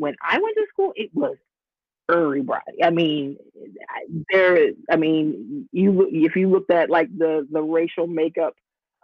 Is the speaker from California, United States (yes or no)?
no; Washington, District of Columbia, United States; moved away as an adult; also born or lived in North Carolina; now in Atlanta, United States; I grew up in the Washington, D.C. area